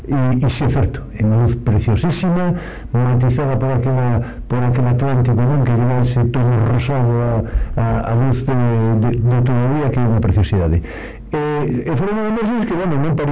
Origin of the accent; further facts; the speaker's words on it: Galicia, Spain; non son galego